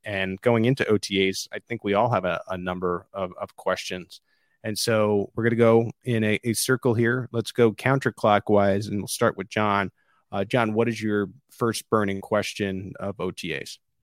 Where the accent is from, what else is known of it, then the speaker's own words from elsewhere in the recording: East Coast, United States; moved away; growing up on the East Coast about Boston